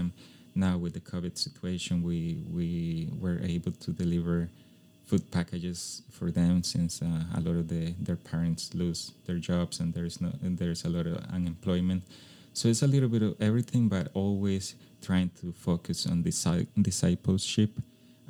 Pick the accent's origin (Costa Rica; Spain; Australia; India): Costa Rica; English is a second language; Even though it was my hometown, we had a place where to live because my mom's house, she passed it on to us